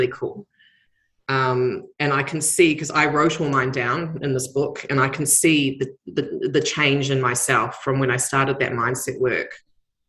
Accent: New Zealand; now in Australia

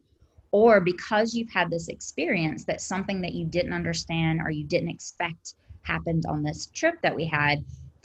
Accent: South Carolina, United States; I'm from South Carolina.

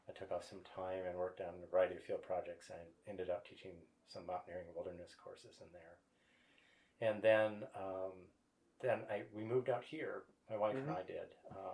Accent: Michigan, United States; I grew up in the Midwest. I grew up in Michigan.

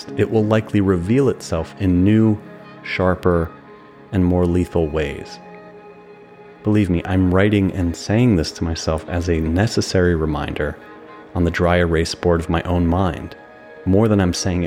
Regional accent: New Jersey, United States; my hometown in New Jersey

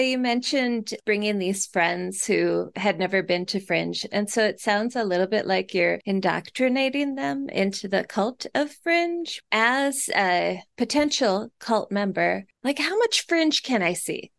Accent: Minnesota, United States; I'm from Minnesota.

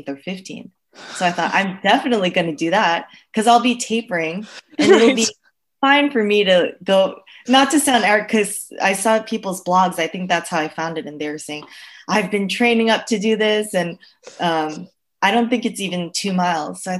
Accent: United States; as an American

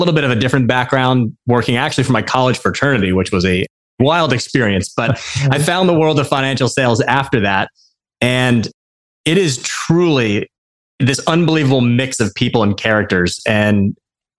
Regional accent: Westfield, New Jersey, United States; I grew up outside of New York City in a suburb of New Jersey. For anyone that might be familiar, Westfield

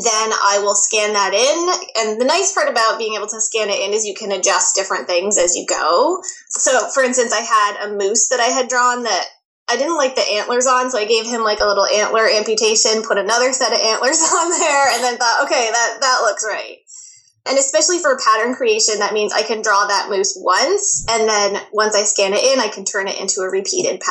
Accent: United States; moved away as an adult; now in Toronto, Canada; I'm actually originally from the States

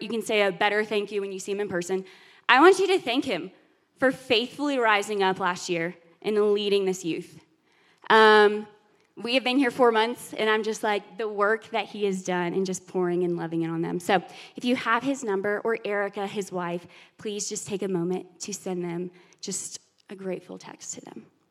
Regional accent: Alabama, United States; moved away as an adult; We just moved here. I'm from Alabama, he's from Texas, so the Bible Belt for sure.

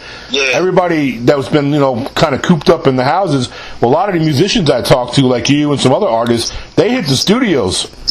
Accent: New York, United States; I'm from New York. I'm born and raised in New York

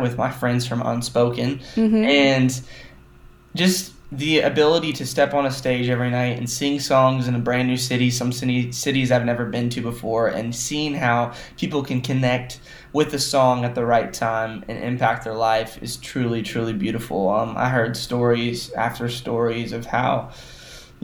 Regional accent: Joplin, Missouri, United States; I was born in Joplin, Missouri, and I was raised always going to church

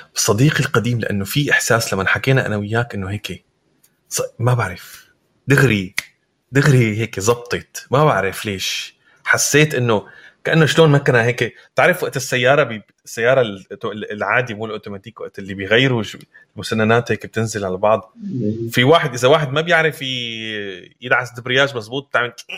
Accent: Syria; now in Europe; نحن كسوريين

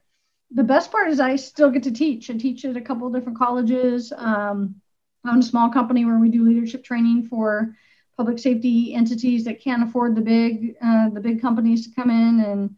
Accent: California, United States; born there; also born or lived in Washington; But I was born in Southern California and moved various parts of the country part of my younger life.

